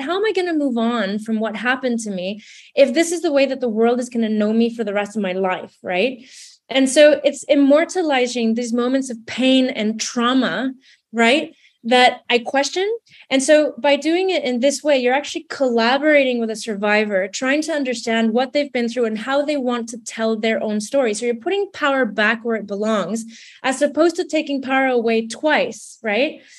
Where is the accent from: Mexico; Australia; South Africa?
Mexico; now in London, United Kingdom; growing up in Mexico, I, I grew up in a bit of a hybrid space because my dad's British Canadian.